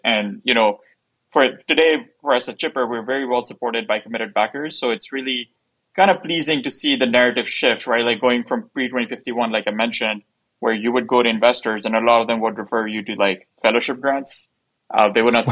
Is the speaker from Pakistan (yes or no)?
yes; Pakistan; now in United States; I'm from Pakistan